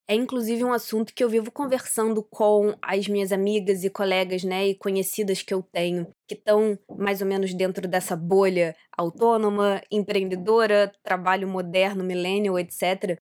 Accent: Rio de Janeiro, Brazil; also born or lived in Santa Catarina / Porto, Portugal; Eu não sou nascida no Rio de Janeiro, oficialmente eu nasci em Santa Catarina, mas eu tô aqui no Rio desde três dias de vida, então assim, eu sou carioca.

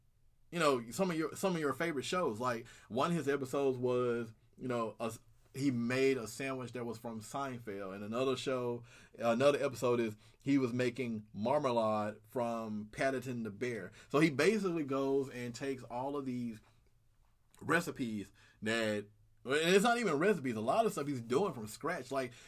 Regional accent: the South, United States; because, you know, I'm a Southerner. And to Southerners, I don't sound Southern. To Northerners, I sound country as all get out.

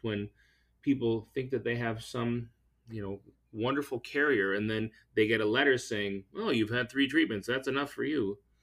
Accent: La Crosse, Wisconsin, United States; I hail from La Crosse, Wisconsin

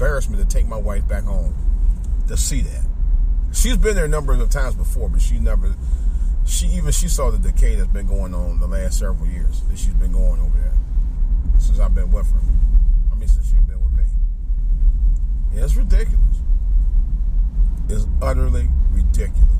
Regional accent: Cleveland, Ohio, United States; moved away; I go back home in Cleveland

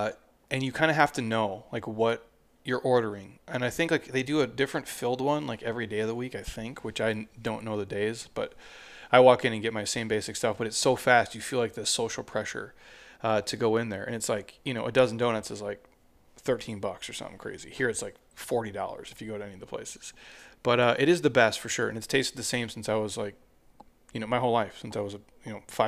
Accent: Minnesota, United States; I'm from Minnesota. The state fair, they deep fry Snickers.

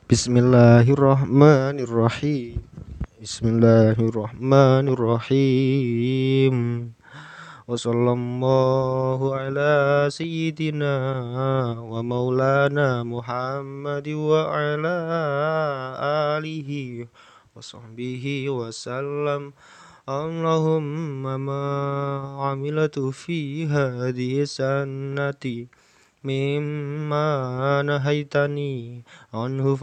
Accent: Java, Indonesia; kita sebagai orang muslim ya dan juga sebagai orang Jawa

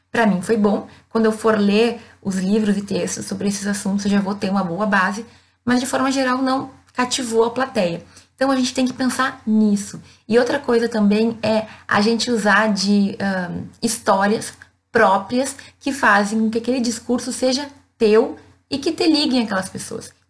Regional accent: Rio Grande do Sul, Brazil; E vejam, eu venho de uma cidade do interior do Rio Grande do Sul.

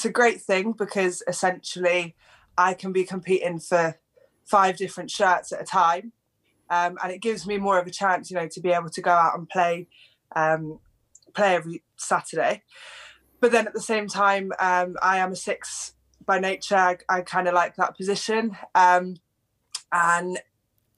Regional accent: England, United Kingdom; I grew up in England, but my whole family was Welsh

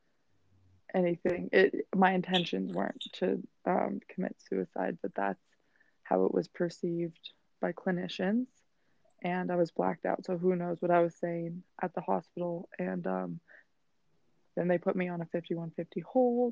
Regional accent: Steamboat Springs, Colorado, United States; moved away as an adult; now in New York City, United States; I'm from Steamboat Springs, Colorado

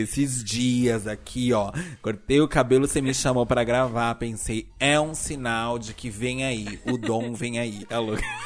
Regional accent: São Paulo, Brazil; Eu sou de São Paulo.

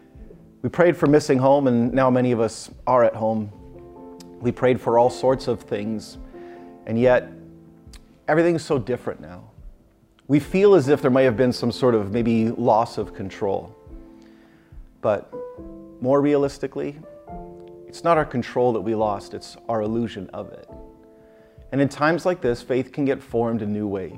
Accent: Canada; When I was a little kid growing up in Canada, I would watch on Saturday nights Hockey Night in Canada

